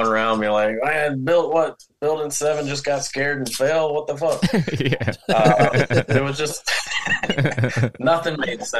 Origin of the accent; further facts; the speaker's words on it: Powder Springs, Georgia, United States; But I pretty much like grew up in, I mean, I lived all over, but I grew up just outside of the Atlanta perimeter.